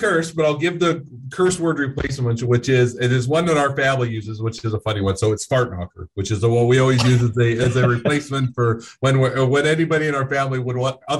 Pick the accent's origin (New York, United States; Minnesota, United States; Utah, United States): Utah, United States; Morgan; I'm located in Utah, just north of Salt Lake City. And I grew up in a small town. It's called Morgan. It's kind of by Park City, if you know Utah at all.